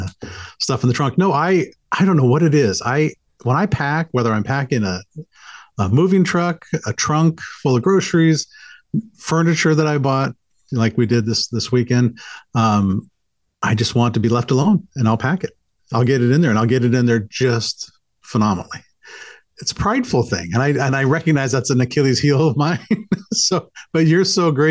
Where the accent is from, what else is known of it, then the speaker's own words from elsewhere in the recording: Georgia, United States; now in Vancouver, United States; I grew up in the South in Georgia, much of my childhood